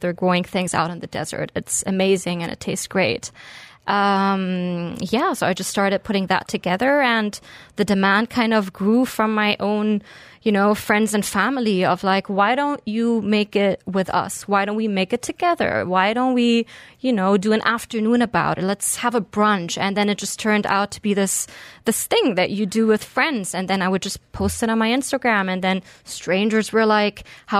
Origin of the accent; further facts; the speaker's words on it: Berlin, Germany; moved away as an adult; also born or lived in Beirut, Lebanon; now in Dubai, United Arab Emirates; So I'm originally German-Lebanese. I grew up between Berlin and Beirut and moved out here in 2010.